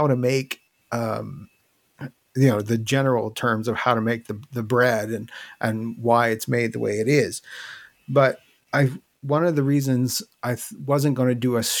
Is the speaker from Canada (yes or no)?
yes; Newfoundland and Labrador, Canada; I'm originally from Newfoundland, so that's where I am now.